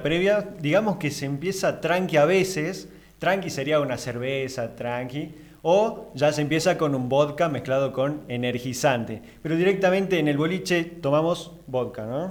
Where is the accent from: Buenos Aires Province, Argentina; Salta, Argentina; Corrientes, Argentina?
Salta, Argentina; también de Argentina de Salta